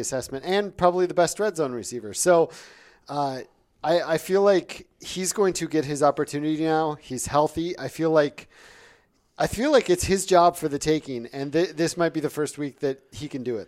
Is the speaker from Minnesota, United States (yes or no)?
yes; Ely, Minnesota, United States; moved away; I'm originally from Ely, Minnesota, where my parents still live